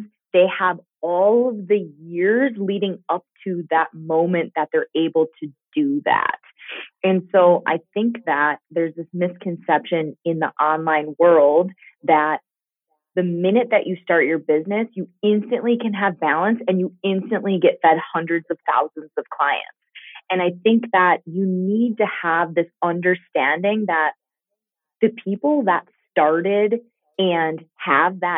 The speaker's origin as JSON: {"language": "English", "region": "Minnesota", "country": "United States", "also_born_or_lived": "Green Bay, Wisconsin", "said": "We moved back to Minnesota from Green Bay because I had four kids and because we needed that support system. My parents are here. My aunt's here."}